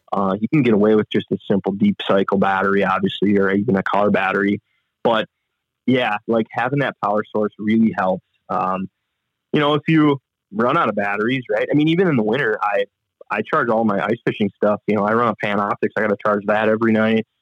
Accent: Manitowoc, Wisconsin, United States; I grew up in Manitowoc, Wisconsin

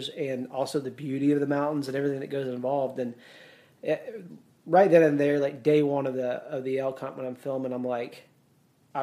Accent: Mississippi, United States; I grew up whitetail hunting there in Mississippi

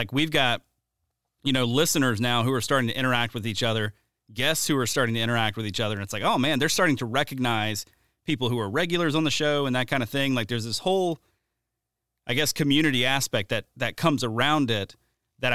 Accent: the South, United States; also born or lived in South Alabama / Louisiana; growing up in the South

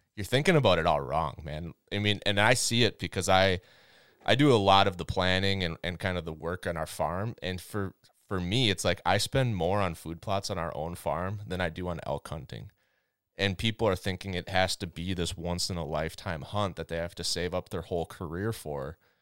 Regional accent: Minnesota, United States; I grew up in Minnesota

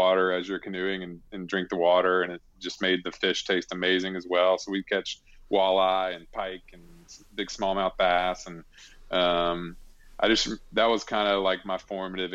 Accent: Alabama, United States; I grew up in Alabama

